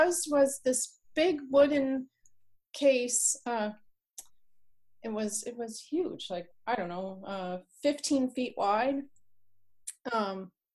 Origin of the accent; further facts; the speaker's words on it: Canada; moved away as an adult; now in Northern California, United States; I'm from Canada, and I've been here for almost 20 years